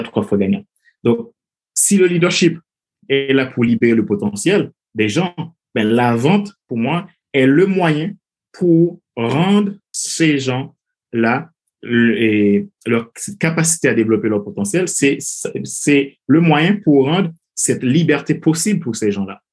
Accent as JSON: {"language": "French", "country": "Haiti", "tie": "born or raised there", "moved": "as an adult", "said": "je suis originaire de Haïti, donc j'ai grandi dans un pays"}